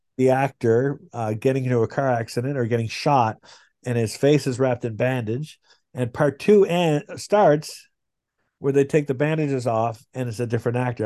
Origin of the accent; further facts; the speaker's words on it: Canada; I'm Canadian